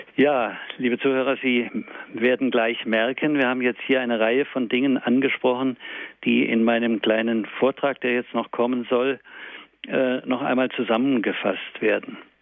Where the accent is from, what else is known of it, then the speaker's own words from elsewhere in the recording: Germany; bei uns in Deutschland